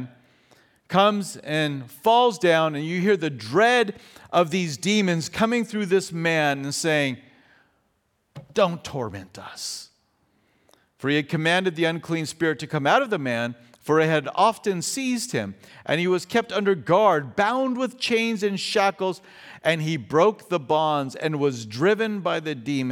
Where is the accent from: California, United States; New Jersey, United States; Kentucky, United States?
California, United States; Fountain Valley; also born or lived in Australia; when we lived over in Australia, we are from Southern California. We are from Orange County. We lived in Fountain Valley